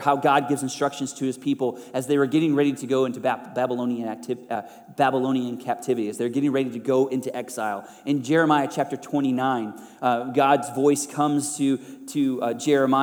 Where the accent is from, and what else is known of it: United States